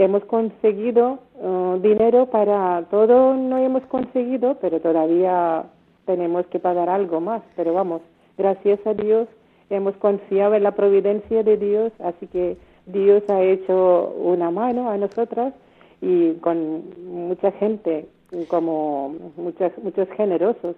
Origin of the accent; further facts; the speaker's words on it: India; Spanish is a second language; now in Spain; Somos nueve hermanas de la India